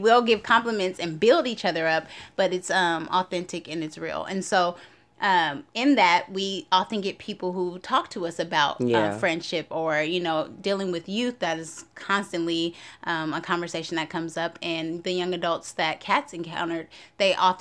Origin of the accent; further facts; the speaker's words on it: Oakland, California, United States; now in Long Beach, United States; I'm originally from Oakland, California